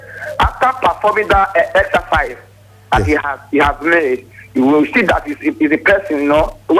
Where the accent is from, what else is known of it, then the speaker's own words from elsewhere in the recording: Edo, Nigeria; now in Lagos, Nigeria; calling from Lagos State. I'm from Edo State